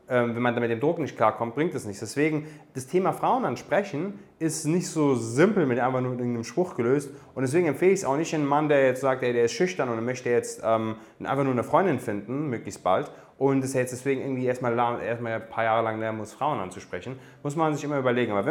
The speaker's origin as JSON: {"language": "German", "town": "Darmstadt", "region": "Hesse", "country": "Germany", "tie": "born or raised there", "said": "Meine Eltern kommen aus Afghanistan, also ich bin, ich bin Darmstädter, geboren in Darmstadt, aber afghanische Wurzeln"}